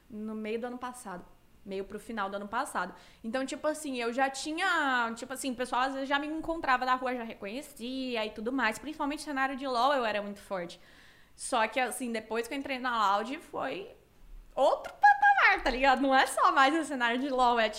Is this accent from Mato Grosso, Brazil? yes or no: yes; Cuiabá, Mato Grosso, Brazil; moved away as an adult; now in São Paulo, Brazil; Cara, eu, eu saí de Cuiabá em 2014, quando eu fiz 18 anos, mas eu passei um aninho em Porto Alegre, aleatório, mas foi ótimo, mas foi muito aleatório. E aí eu vim para São Paulo em 2015.